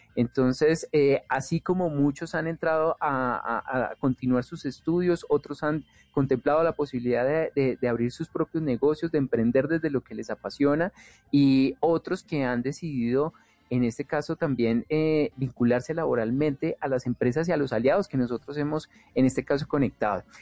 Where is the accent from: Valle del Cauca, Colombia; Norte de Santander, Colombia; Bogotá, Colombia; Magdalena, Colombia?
Bogotá, Colombia; yo nací en Ciudad Bolívar y crecí pues en, medio de, muchas cosas que se escuchaban de la localidad